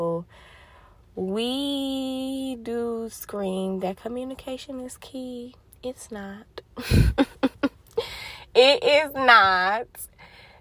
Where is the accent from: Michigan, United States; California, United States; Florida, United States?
Michigan, United States; Detroit; I am from Detroit, Michigan, the D